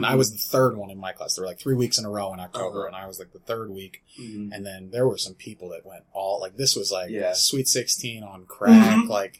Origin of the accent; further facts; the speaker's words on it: Dayton, Ohio, United States; also born or lived in Bergen County, New Jersey; I'm from Bergen County, New Jersey originally, so mm-hmm. New York area, but I did high school and elementary school in Dayton.